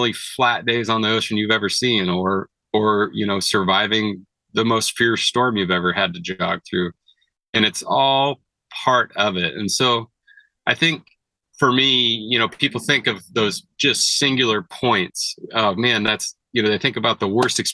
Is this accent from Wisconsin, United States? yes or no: no; Siletz River, Oregon, United States; I grew up on the Siletz River. It's one of the better steelhead rivers in Oregon